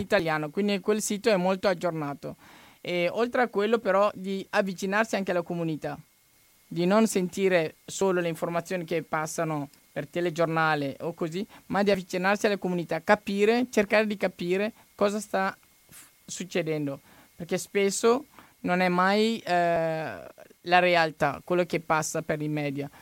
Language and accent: Italian; Mali; Italian is a second language; now in Italy